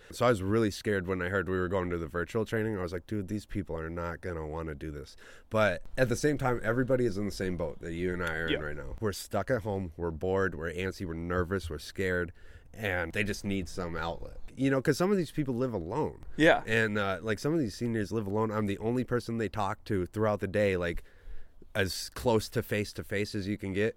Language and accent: English; Rhinelander, Wisconsin, United States; also born or lived in Culver City, California; I was born in Culver City, California, but then I moved oh. to Rhinelander, Wisconsin, because uh, my dad, my birth father, got a job out there. Um, so he we moved out there when I was young.